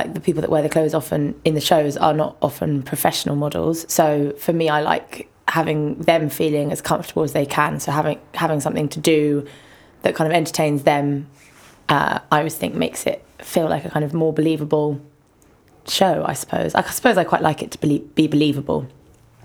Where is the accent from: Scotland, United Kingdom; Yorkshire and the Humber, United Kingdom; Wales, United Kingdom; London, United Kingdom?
London, United Kingdom; I grew up in Ladbroke Grove